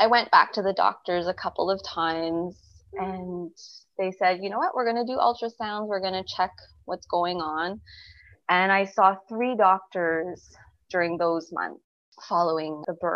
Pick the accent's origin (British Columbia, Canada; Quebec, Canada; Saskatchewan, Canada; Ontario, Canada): Quebec, Canada; Montreal; I live in a pretty big city. I'm from Montreal.